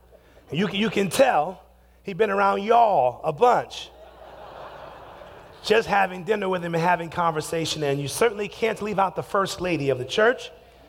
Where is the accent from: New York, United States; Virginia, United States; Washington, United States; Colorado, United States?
Washington, United States; Seattle; My wife and I hail from Seattle, Washington.